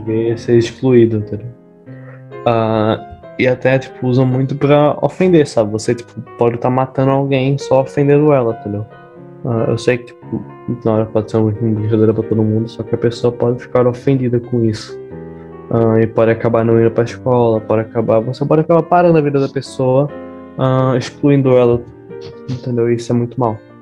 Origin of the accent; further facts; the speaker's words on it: Brazil; now in Portugal; por ser brasileiro